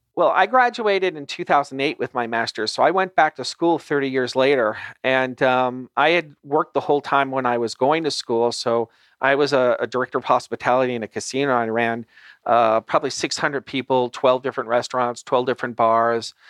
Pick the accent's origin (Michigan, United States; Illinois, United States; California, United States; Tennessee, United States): California, United States; Los Angeles; I grew up in Los Angeles